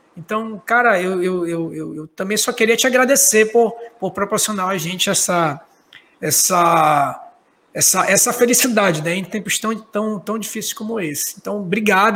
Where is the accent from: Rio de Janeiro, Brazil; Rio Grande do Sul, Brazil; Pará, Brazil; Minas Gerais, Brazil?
Pará, Brazil; now in Manaus, Brazil; Eu sou paraense